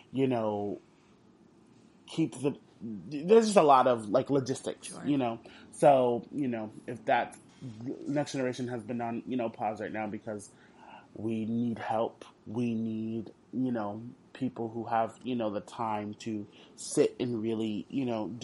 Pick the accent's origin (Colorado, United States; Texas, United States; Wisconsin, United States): Texas, United States; Houston; I'm from Houston